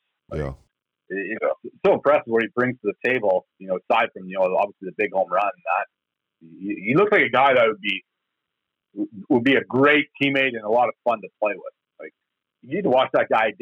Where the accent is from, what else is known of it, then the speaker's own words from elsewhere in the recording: Canada; as a Canadian